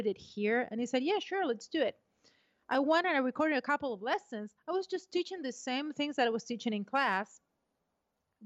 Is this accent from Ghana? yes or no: no; Argentina; moved away; also born or lived in Brazil; I was born in Argentina. I'm half British and half Argentinian, and then I moved to Brazil.